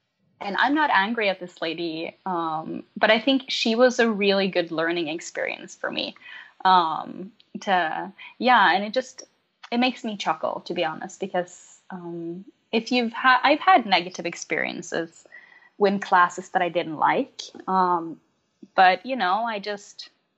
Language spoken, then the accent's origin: English; Norway; first language Norwegian; English is a second language; So obviously my mother tongue is Norwegian, but I teach in English.